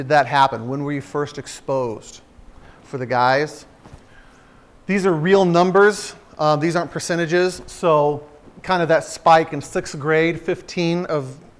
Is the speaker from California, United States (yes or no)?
yes; San Diego, California, United States; I grew up in San Diego